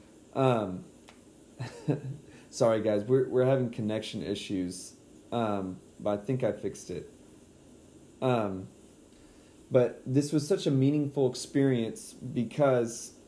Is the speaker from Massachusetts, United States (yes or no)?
no; San Antonio, Texas, United States; moved away; back to my hometown of San Antonio, where luckily we're back at now